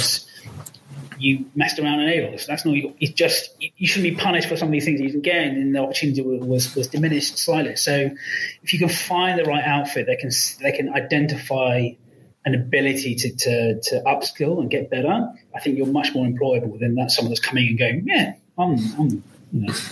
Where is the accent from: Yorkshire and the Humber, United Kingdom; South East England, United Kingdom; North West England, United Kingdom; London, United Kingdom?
South East England, United Kingdom; West Sussex; I'm from Sussex. I was born in West Sussex in my family house.